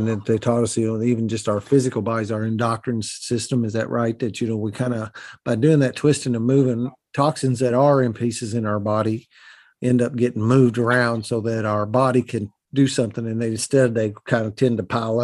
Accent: Southern Indiana, United States; accent: Southern Indiana hillbilly; I talk in what I call Southern Indiana hillbilly

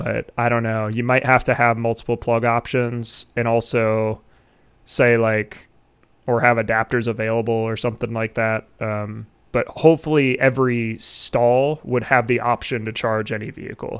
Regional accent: Ohio, United States; I'd want it in like my home state.

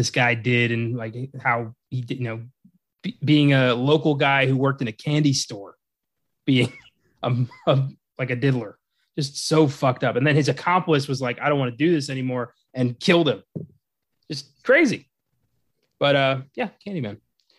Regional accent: Cascade, Maryland, United States; now in Texas, United States; I'm from Cascade, Maryland, folks.

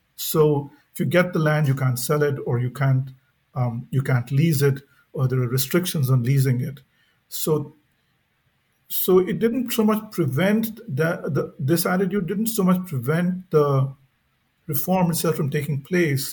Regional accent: India; growing up in India

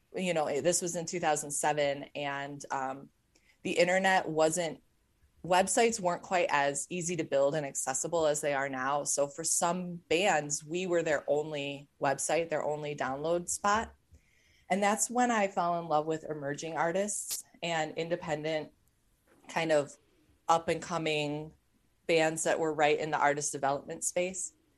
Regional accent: Cleveland, Ohio, United States; I grew up in Cleveland, Ohio

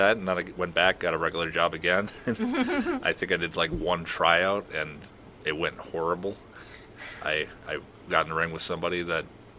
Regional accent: Minnesota, United States; I'm from Minnesota

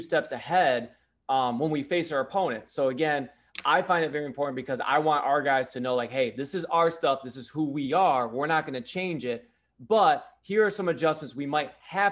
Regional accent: Brown City, Michigan, United States; moved away as an adult; also born or lived in Southern Maine; now in Maine, United States; I was born and raised in Michigan, went to Brown City

